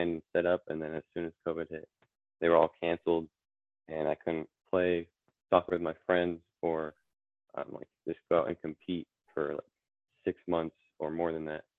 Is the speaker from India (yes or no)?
no; Vermont, United States; I'm from Vermont, United States.